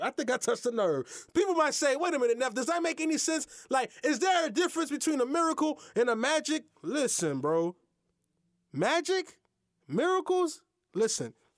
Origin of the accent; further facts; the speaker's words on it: United States; I'm Haitian American. My mother and father, they were born in Haiti. I was born in America